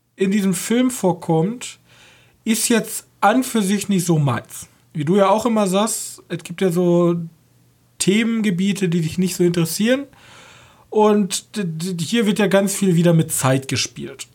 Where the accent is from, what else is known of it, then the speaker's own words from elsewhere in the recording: Germany; Als Deutsche